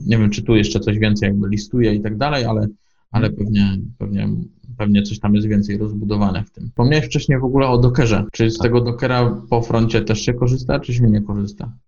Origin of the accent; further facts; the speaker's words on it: Poznań, Greater Poland, Poland; Jestem z Poznania